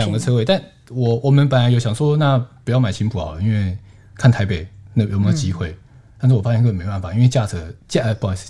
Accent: Banqiao, New Taipei, Taiwan; now in Taipei, Taiwan; 我们老家在板桥

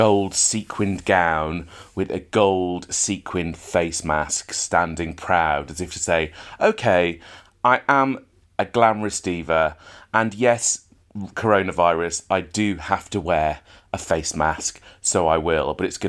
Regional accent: Splott, Wales, United Kingdom; I'm from Splot. Don't mess with me.

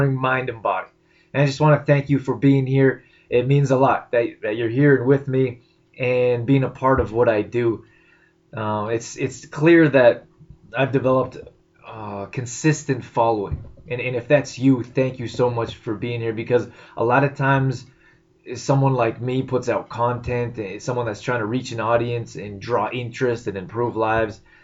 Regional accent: Canada; moved away as an adult; also born or lived in United States / California; I'm Canadian. I spent the last 10 years in the U.S., but I'm in Canada now, and this is my home

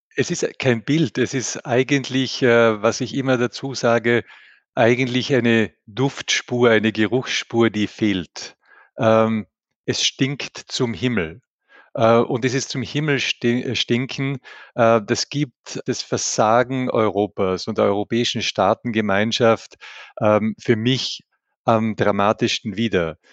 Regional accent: Tyrol, Austria; ich bin ein Tiroler

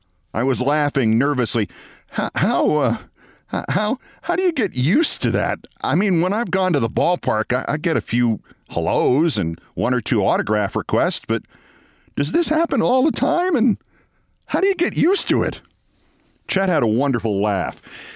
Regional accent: Amsterdam, New York, United States; from Amsterdam, New York, and I worked damn hard to get here

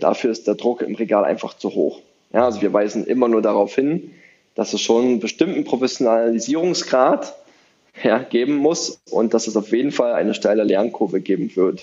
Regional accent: Brandenburg, Germany; Brandenburg, meine Heimat

